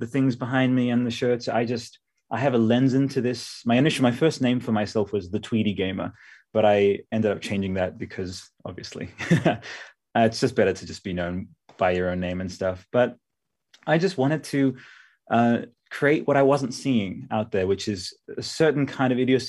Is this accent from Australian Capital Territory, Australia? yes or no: yes; Canberra, Australian Capital Territory, Australia; I am from Canberra